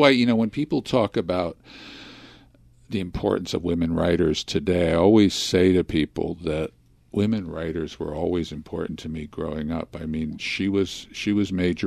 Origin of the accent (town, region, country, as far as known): Philadelphia, Pennsylvania, United States; born or raised there; also born or lived in Chicago